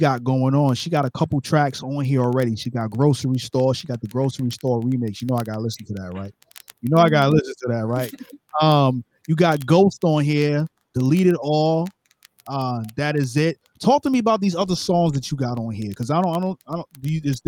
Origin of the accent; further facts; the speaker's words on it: New York City, New York, United States; I'm from Brooklyn, New York